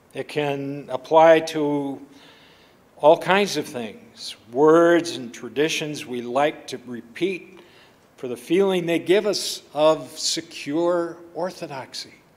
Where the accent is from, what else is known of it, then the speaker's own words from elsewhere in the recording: Buffalo, Minnesota, United States; I grew up in the Buffalo, Minnesota Covenant Church